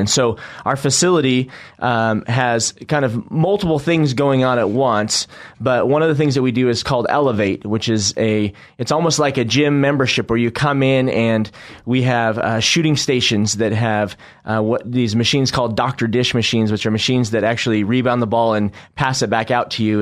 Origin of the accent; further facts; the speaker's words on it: Northwest, United States; now in Boise, United States; We're from the Northwest